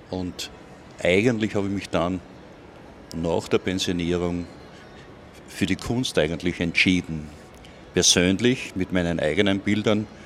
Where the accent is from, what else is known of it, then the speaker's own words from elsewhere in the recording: Irdning, Styria, Austria; Und ich bin aus Irdning.